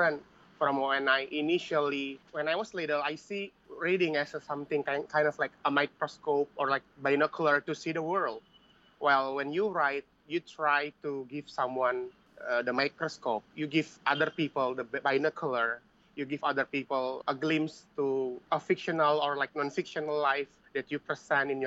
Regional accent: Bekasi, West Java, Indonesia; I grew up in Bekasi

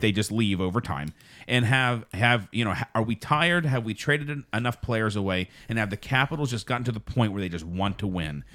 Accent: Pittsburgh, Pennsylvania, United States; also born or lived in Wisconsin; I am from Pittsburgh

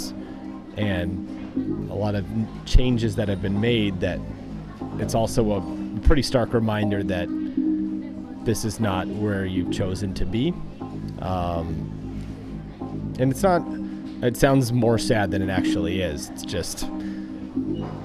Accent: United States; moved away as an adult; now in Japan; I'm an American living in Japan and I can speak Japanese

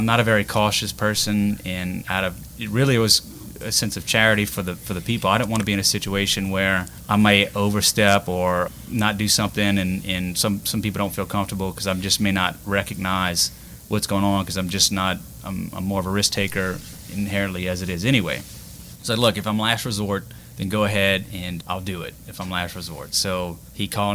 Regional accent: Jeanerette, Louisiana, United States; also born or lived in New Iberia / Lafayette; now in Youngsville, United States; I'm originally from the Generette area, born and raised

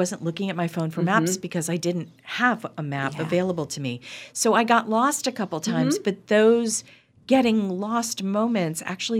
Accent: Pennsylvania, United States; And I said, oh, now I'm from Pennsylvania originally.

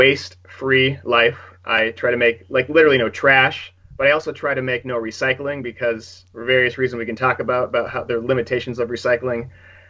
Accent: California, United States; Northern California near San Francisco. We're very, very liberal, very progressive, very environmentally friendly.

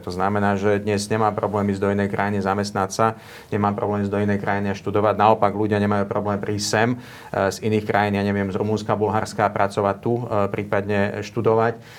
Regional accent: Bratislava, Bratislava Region, Slovakia; Ja sa cítim rovnako Slovák ako Európan, ako Bratislavčan a, a som na to hrdý

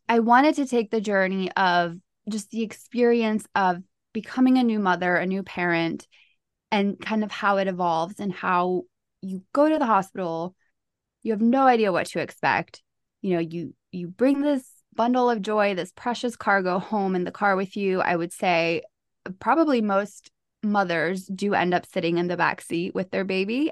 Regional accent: Charlotte, North Carolina, United States; I am from North Carolina here in Charlotte

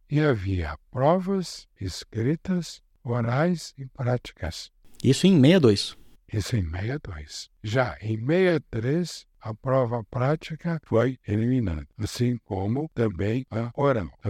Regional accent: Casa Branca, São Paulo, Brazil; born there; Não, eu nasci em Casa Branca, estado de São Paulo. É uma cidade pequena, na época tinha uns 30 mil habitantes

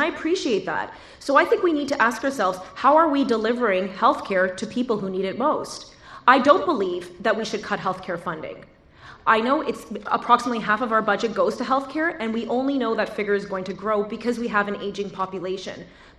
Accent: Toronto, Ontario, Canada; moved away as an adult; now in rural Ontario, Canada; While I was raised in Toronto, I now have the unique privilege of among these candidates, of living in a rural community in Ontario.

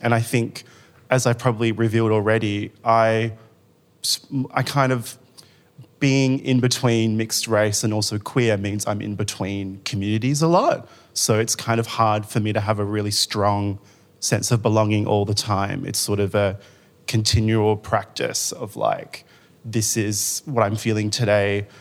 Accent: Rockingham, Western Australia, Australia; now in Melbourne, Australia; I grew up in Rockingham in Western Australia, which is a really small beach town.

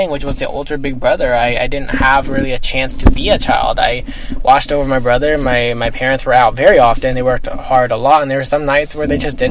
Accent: Fort Worth, Texas, United States; also born or lived in Bedford, Texas; I was actually born in Bedford, Texas. But I was actually raised in Fort Worth, Texas my whole life.

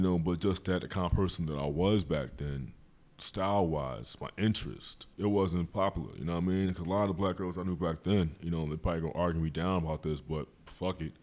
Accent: Philadelphia, Pennsylvania, United States; I've been in West Philly all my

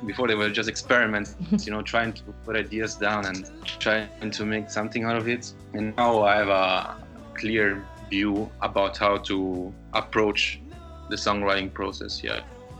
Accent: Lisbon, Portugal; English is a second language; moved away as an adult; now in Berlin, Germany; I need some waves, I need some sun, I need some water, and I miss it because of coming from there, you know, here in Berlin, I'm in Germany since 8 years, and that's enough.

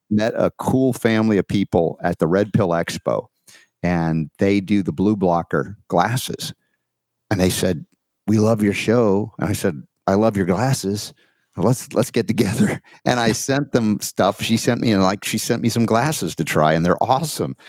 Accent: Georgia, United States; accent: Georgia; my Georgia accent

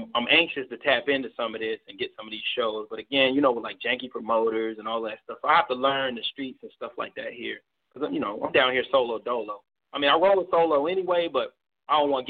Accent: Baltimore, Maryland, United States; moved away as an adult; now in Nashville, United States; I moved here from Baltimore because, you know, I'm a Baltimore native. I'm a Baltimore original. That's where I'm from

